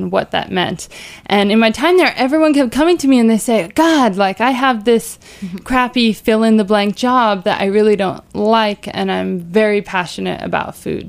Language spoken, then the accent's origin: English; Jersey Shore, New Jersey, United States; I grew up on the Jersey Shore